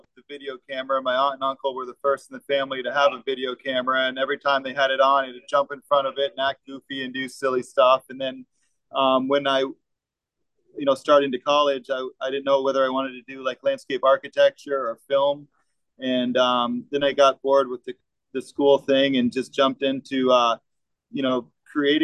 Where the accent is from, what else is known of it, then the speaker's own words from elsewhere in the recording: Vermont, United States; moved away as an adult; now in Florida, United States; growing up in Vermont